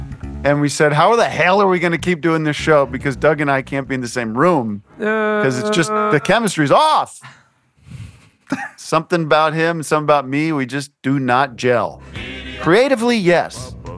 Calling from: Canada; I'm calling in from Canada, okay?

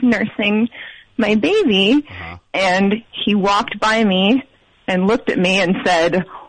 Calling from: Ithaca, New York, United States; I'm calling from Ithaca.

